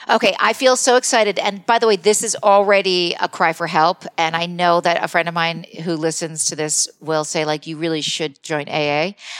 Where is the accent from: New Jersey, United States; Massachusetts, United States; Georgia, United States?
New Jersey, United States; Morristown; I'm from New Jersey